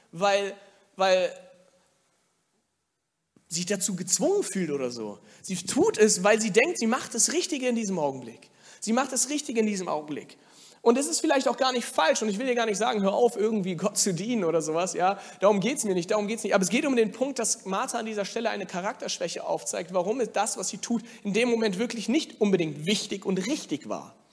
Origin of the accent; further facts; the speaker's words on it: Germany; ich bin ja hier in Deutschland aufgewachsen, auch geboren, der Rest meiner Familie nicht, aber ich bin hier geboren und aufgewachsen